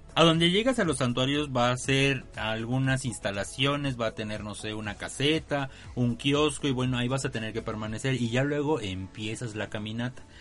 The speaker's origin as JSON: {"language": "Spanish", "country": "Mexico", "said": "No tomábamos cerveza en México, no tomábamos vino, ni coñac, ni nada"}